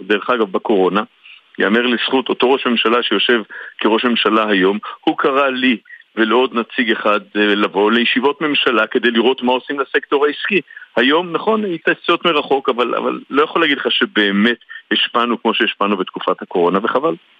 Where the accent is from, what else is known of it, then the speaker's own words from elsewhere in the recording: Tel Aviv, Tel Aviv District, Israel; אני תל אביבי, וכמו מסתובב לא מעט בעיר